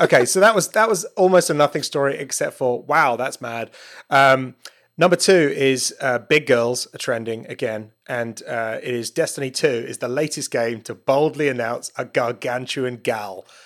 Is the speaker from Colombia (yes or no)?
no; United Kingdom; I'm a Brit